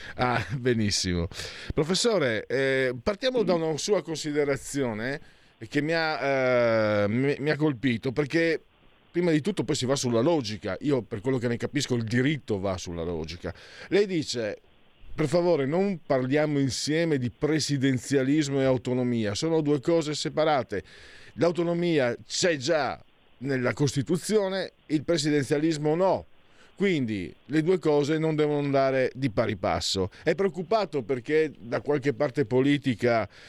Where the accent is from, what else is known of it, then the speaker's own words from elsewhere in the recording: San Vito al Tagliamento, Friuli-Venezia Giulia, Italy; also born or lived in Pordenone; sono di San Vito al Tagliamento, io originario